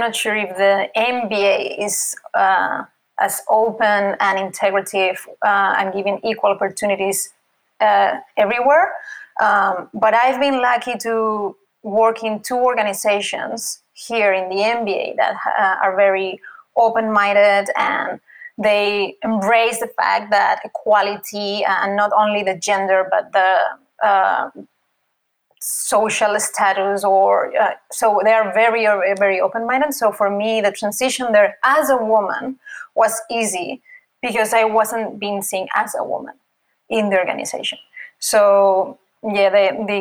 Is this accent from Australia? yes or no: no; Spain; English is a second language; moved away as an adult; now in United States; I'm from Spain, as you can see by the accent